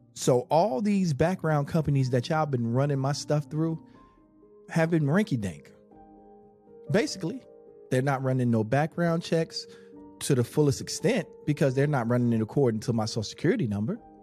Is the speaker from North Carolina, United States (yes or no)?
yes; Charlotte, North Carolina, United States; the block um, that I grew up on in Charlotte, which, by the way, I wasn't born in Charlotte and I didn't move to Charlotte till I was 10